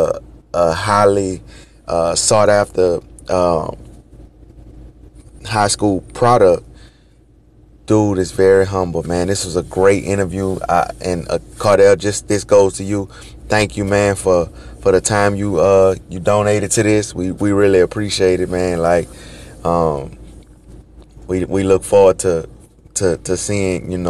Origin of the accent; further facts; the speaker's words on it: Baton Rouge, Louisiana, United States; I'm originally from Baton Rouge